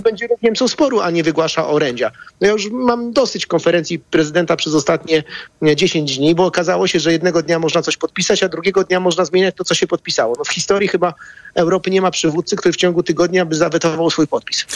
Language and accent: Polish; Bydgoszcz, Kuyavian-Pomeranian Voivodeship, Poland; w Bydgoszczy, skąd jestem